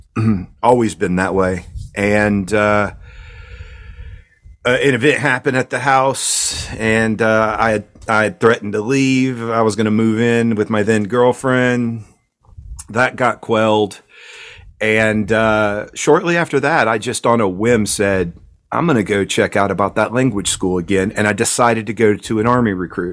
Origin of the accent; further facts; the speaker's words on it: East Coast, United States; moved away as an adult; I'm from the East Coast.